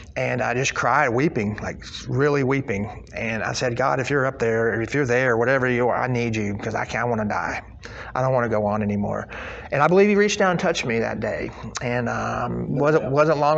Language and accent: English; Carthage, Missouri, United States; moved away; I was born in Carthage, Missouri, up by up on the other side of Branson, Missouri, up by Springfield.